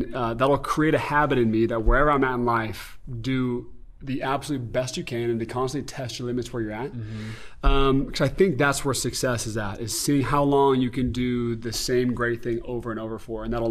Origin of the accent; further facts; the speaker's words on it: Beaverton, Oregon, United States; moved away as an adult; also born or lived in Utah; I'm from Beaverton, Oregon. That's where I grew up.